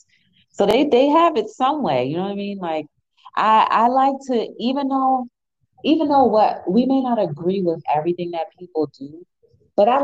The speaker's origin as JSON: {"language": "English", "region": "New Jersey", "country": "United States", "said": "I'm from Jersey"}